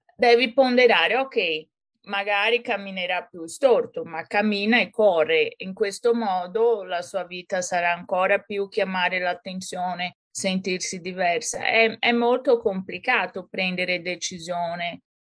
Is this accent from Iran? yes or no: no; São Paulo, Brazil; Italian is a second language; moved away as an adult; now in Florence, Italy; sono brasiliana e sono nata e cresciuta a San Paolo. Poi, con ventidue anni, mi sono trasferita in Italia